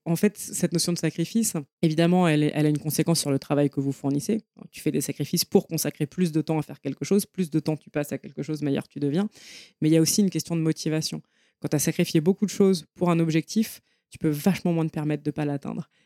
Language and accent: French; Paris, Île-de-France, France; je viens de Paris. Euh, je suis née dans le 14e. J'ai grandi, j'ai fait mes études à Paris